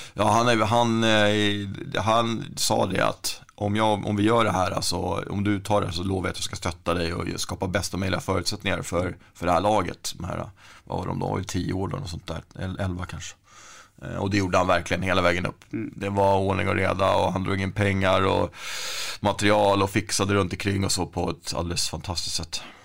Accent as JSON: {"language": "Swedish", "town": "Stockholm", "region": "Stockholm County", "country": "Sweden", "tie": "born or raised there", "said": "där jag växte upp då, i Rågsved"}